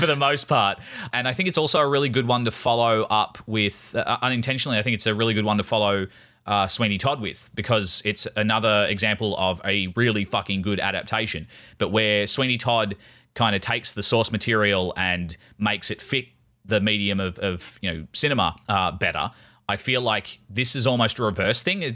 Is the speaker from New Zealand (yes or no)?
no; Ireland; I'm Irish